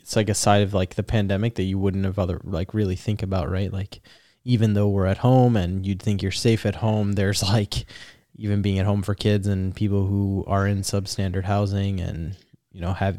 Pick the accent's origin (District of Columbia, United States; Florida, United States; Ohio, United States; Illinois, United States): Illinois, United States; Chicago; I think we're from Chicago